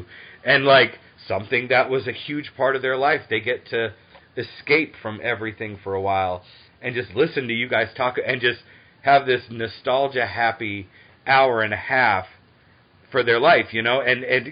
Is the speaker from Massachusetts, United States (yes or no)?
yes; Boston, Massachusetts, United States; now in Atlanta, United States; I grew up in Boston. I'm in Atlanta now.